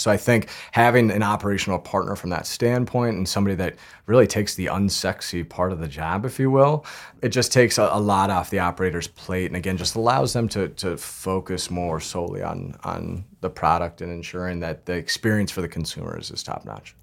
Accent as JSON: {"language": "English", "region": "Northern Colorado", "country": "United States", "tie": "born or raised there", "moved": "yes", "lives_now": "New York City, United States", "said": "I grew up in Northern Colorado"}